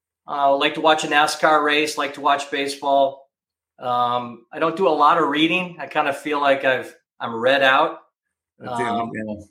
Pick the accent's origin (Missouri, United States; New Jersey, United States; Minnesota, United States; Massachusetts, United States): Minnesota, United States; Minneapolis; moved away as an adult; also born or lived in Hanover, New Hampshire / Cincinnati, Ohio; I grew up in Minneapolis